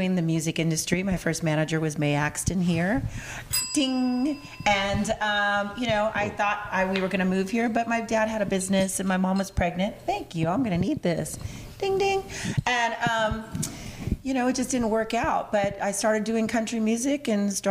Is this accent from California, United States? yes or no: yes; Norwalk, California, United States; now in Nashville, United States; I'm from East LA. I'm from Norwalk